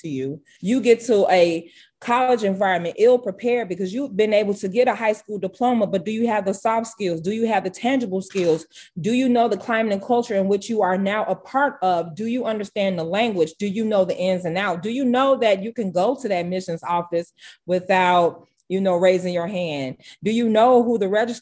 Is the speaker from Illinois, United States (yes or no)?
yes; Harvey, Illinois, United States; I'm born and raised in Harvey